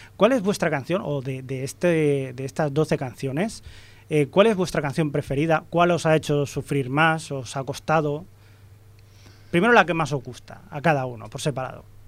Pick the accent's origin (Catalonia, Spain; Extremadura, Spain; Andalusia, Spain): Catalonia, Spain; Ripollet; de aquí, de mi pueblo de Ripollet, y hemos ido al instituto también